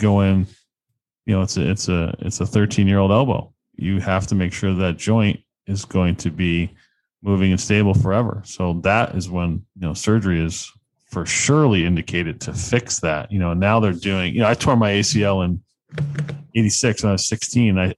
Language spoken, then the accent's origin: English; Connecticut, United States; I'm from Connecticut